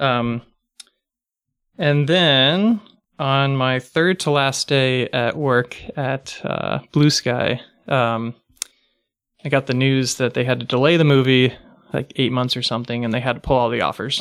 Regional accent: Pasadena, California, United States; also born or lived in San Francisco / Los Angeles; I actually grew up in, uh, Pasadena

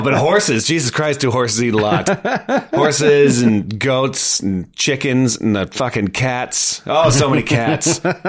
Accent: London, Ontario, Canada; born there; So, like, I was born in London, Ontario, which I don't remember at all.

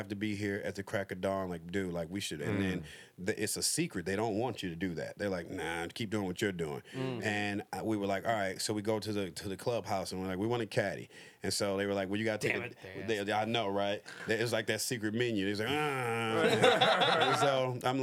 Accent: Detroit, Michigan, United States; I'm from Detroit

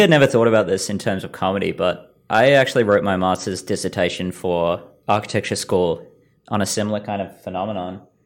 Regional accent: Australia; moved away as an adult; now in Vancouver, Canada; I've only lived here for a year. I'm from Australia

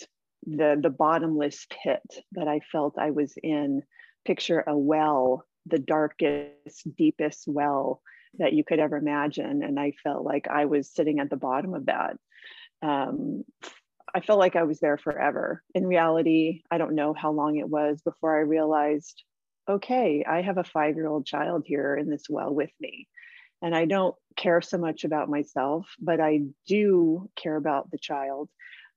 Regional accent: San Diego, California, United States; moved away as an adult; also born or lived in Hawaii / Canada / Australia; I grew up here in San Diego, which is where I am now.

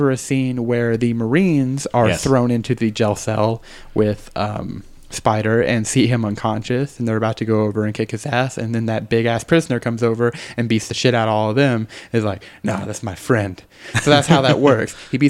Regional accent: Texas, United States; also born or lived in Arkansas; I'm from Texas.

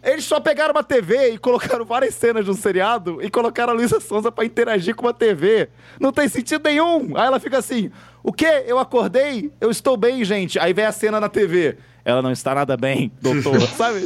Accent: Minas Gerais, Brazil; accent: mineiro; eu mineiro

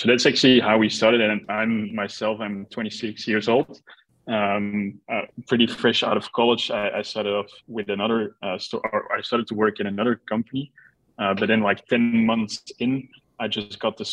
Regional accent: Belgium; we are originally from Belgium, mm-hmm. so a small country in Europe

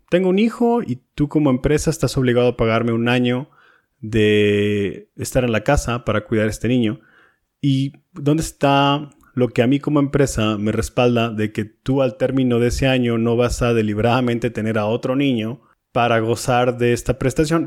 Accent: Monterrey, Nuevo León, Mexico; yo soy de Monterrey

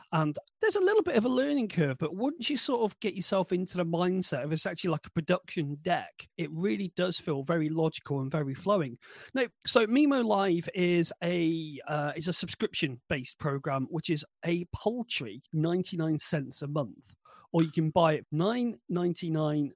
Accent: United Kingdom; we're typically British

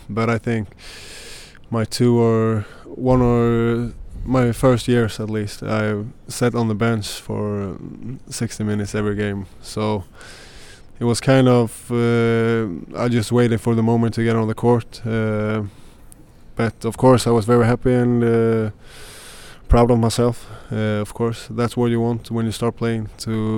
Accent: Partille, Västra Götaland, Sweden; I'm from Patla, the city we're

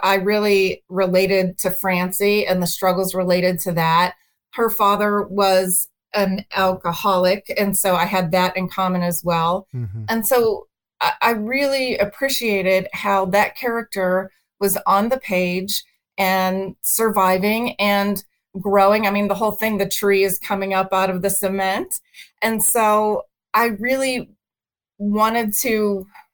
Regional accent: Pittsburgh, Pennsylvania, United States; moved away as an adult; also born or lived in Arizona / Philadelphia / Seattle / Delaware; I was raised in Pittsburgh.

